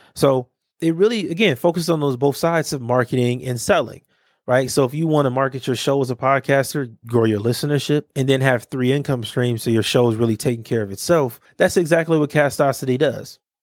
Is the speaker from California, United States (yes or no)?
yes; Los Angeles, California, United States; growing up in Watts